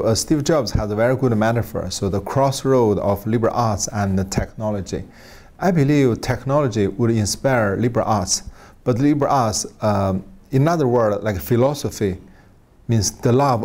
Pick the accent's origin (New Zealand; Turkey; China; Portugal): China; Chifeng, Inner Mongolia; moved away; China, my hometown, Qifeng City, is a very remote place